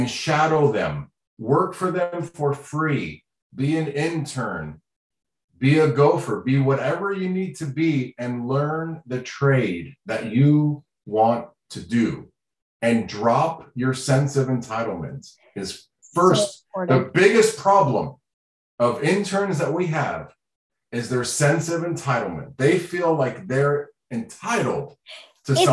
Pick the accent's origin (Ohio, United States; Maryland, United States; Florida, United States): Florida, United States; first language Sign language; English is a second language; I grew up in Florida